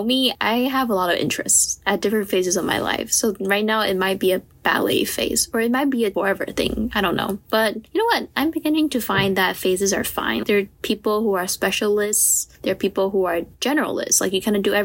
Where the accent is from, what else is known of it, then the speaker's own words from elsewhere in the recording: Taiwan; moved away as an adult; I'm from Taiwan